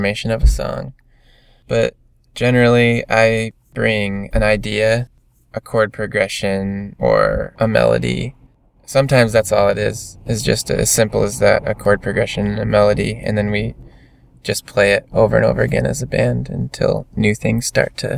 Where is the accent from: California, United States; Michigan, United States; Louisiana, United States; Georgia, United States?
Michigan, United States; We're all from Michigan